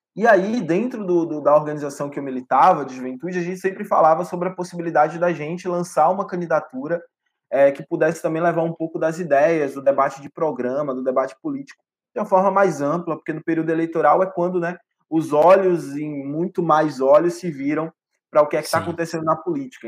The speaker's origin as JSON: {"language": "Portuguese", "town": "Ipirá", "region": "Bahia", "country": "Brazil", "tie": "born or raised there", "said": "Eu sou, cara, um pivete nascido do interior do interior da Bahia, numa cidade de média 60 mil habitantes, chamada Ipirá"}